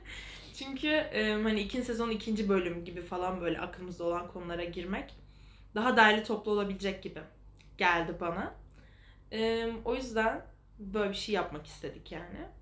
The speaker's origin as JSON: {"language": "Turkish", "region": "Istanbul", "country": "Turkey", "tie": "born or raised there", "also_born_or_lived": "Kartal, Istanbul", "said": "ben Fikirtepe Mahallesi'nde büyüdüm."}